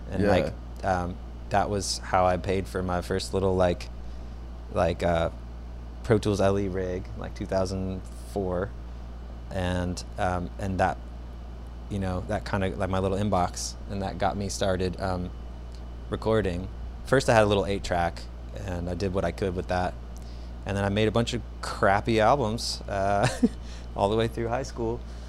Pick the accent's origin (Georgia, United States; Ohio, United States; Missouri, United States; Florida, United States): Georgia, United States; Augusta; moved away as an adult; I was born in Augusta, Georgia. Okay. And raised there till I was like, I guess 18, 19